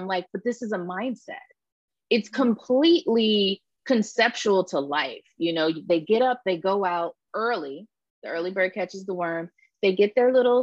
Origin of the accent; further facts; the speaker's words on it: Florida, United States; moved away; I'm from Florida. And so I've been wanting to go home